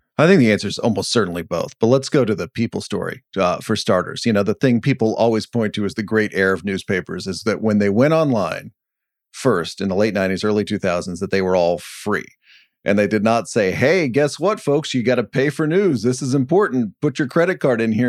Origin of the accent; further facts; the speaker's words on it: Dallas, Texas, United States; moved away; I grew up in Dallas-Fort Worth